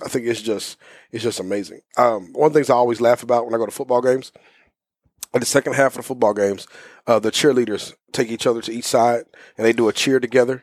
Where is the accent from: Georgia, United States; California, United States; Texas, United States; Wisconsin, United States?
Texas, United States; Houston; moved away as an adult; also born or lived in Waxahachie, Texas; now in Dallas, United States; I was born and raised in South Houston